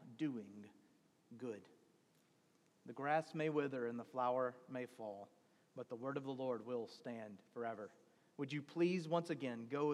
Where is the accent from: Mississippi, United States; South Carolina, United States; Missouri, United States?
Mississippi, United States; Deep South; Growing up in the Deep South